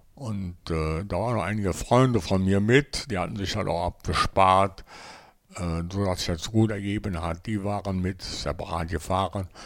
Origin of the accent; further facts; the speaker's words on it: Mönchengladbach, North Rhine-Westphalia, Germany; ich bin auch hier in Lob, in meiner, also wie gesagt, in meiner Heimat hier, war ich auch in allen Kneipen bekannt